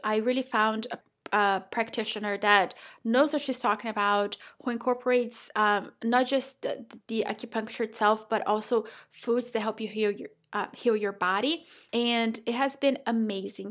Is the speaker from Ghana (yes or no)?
no; Brazil; now in United States; I'm from Brazil